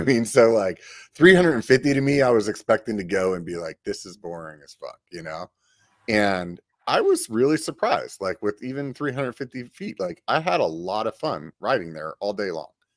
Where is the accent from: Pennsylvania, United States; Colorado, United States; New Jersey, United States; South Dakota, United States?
Pennsylvania, United States; now in Sacramento, United States; I grew up in Pennsylvania